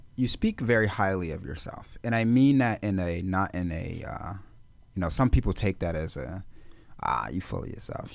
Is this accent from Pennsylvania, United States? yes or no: yes; Philadelphia, Pennsylvania, United States; I'm born and raised in Philadelphia.